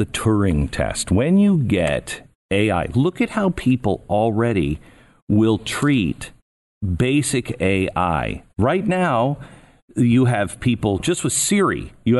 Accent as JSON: {"language": "English", "area": "Everett, Mountlake Terrace, Mount Vernon", "region": "Washington", "country": "United States", "tie": "born or raised there", "said": "Born in Everett and lived in Mount Lake Terrace and then moved to Mount Vernon."}